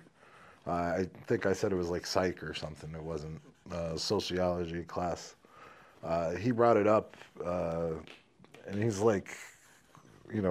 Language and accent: English; United States; I was born here